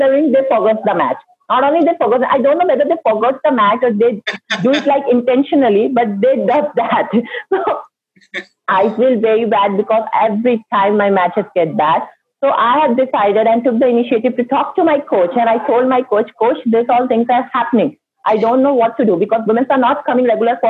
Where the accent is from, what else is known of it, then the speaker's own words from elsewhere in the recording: India; I'm an Indian